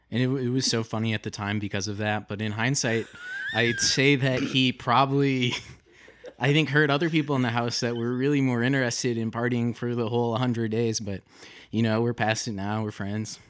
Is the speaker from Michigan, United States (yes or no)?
yes; Detroit, Michigan, United States; I'm from a suburb outside of Detroit, Michigan